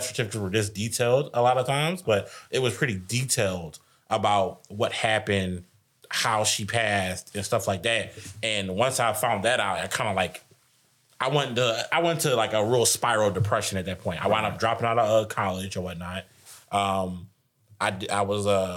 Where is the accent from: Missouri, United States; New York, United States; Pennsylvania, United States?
Pennsylvania, United States; Philadelphia; I grew up in West Philly on 62nd and Master Street